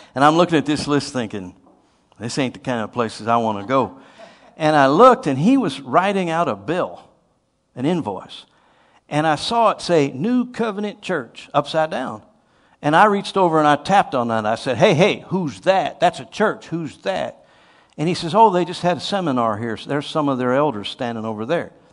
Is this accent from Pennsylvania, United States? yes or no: yes; Titusville, Pennsylvania, United States; Titusville, Pennsylvania